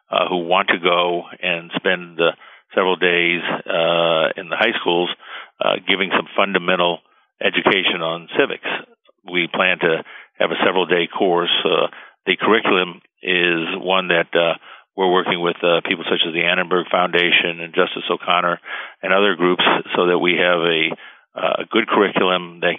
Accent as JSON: {"language": "English", "country": "Cuba", "moved": "yes", "lives_now": "United States", "said": "Uh, when I came from Cuba in 1961, a lot of people don't realize that the Cuban Constitution was identical"}